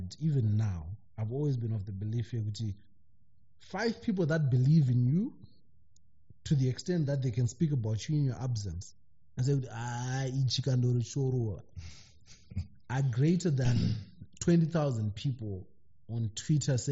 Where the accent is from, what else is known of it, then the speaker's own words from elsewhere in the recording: Zimbabwe; moved away as an adult; now in United Kingdom; being a Zimbabwean in the diaspora